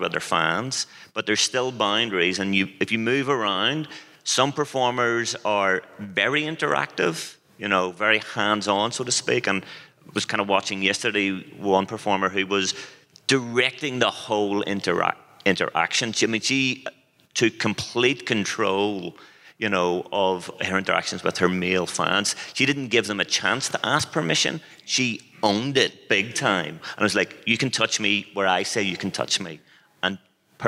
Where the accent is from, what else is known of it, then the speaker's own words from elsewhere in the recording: Belfast, Northern Ireland, United Kingdom; I'm from Belfast